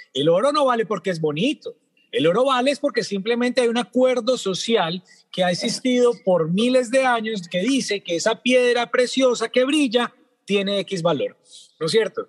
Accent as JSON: {"language": "Spanish", "country": "Colombia", "said": "hablemos como colombianos"}